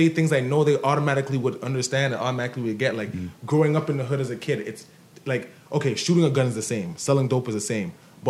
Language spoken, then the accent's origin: English; Canada; I'm like, oh, I'm from Canada.